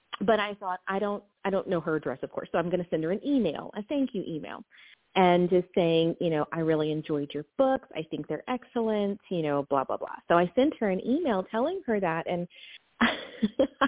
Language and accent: English; Knoxville, Tennessee, United States; I'm from Knoxville, Tennessee